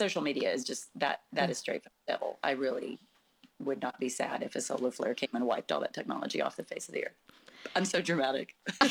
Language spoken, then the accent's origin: English; San Angelo, Texas, United States; moved away as an adult; When I moved to Houston, I moved from West Texas, not very big town, San Angelo, Texas, to Houston, you know, with 8 million people.